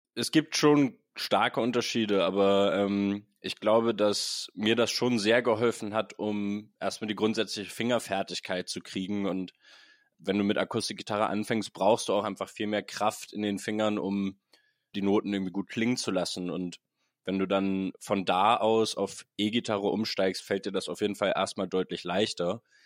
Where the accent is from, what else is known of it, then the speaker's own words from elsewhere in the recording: Hamburg, Germany; Ich bin ein Hamburg gebürtiger Mensch